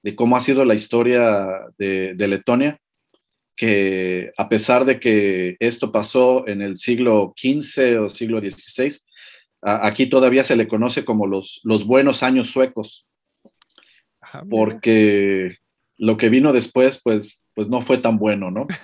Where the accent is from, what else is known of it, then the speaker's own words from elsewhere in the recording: Mexico; now in Latvia; como, como latino eh, o mexicano aquí